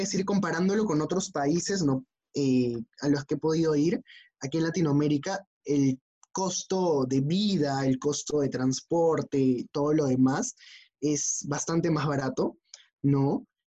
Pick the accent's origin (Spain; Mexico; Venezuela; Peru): Peru; como buen peruano, como buenos latinoamericanos